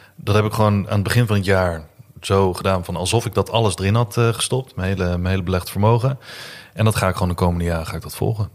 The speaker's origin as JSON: {"language": "Dutch", "country": "Netherlands"}